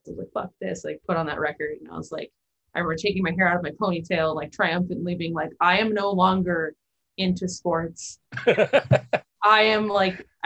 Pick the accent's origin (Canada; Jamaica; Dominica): Canada; I grew up in Canada.